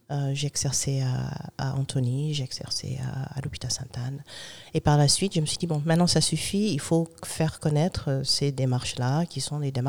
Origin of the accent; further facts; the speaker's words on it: Germany; born there; Donc moi, je suis un brown baby. C'est-à-dire, je suis née en Allemagne d'un noir américain